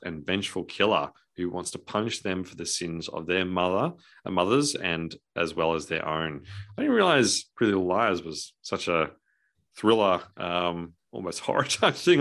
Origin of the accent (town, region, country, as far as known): Australia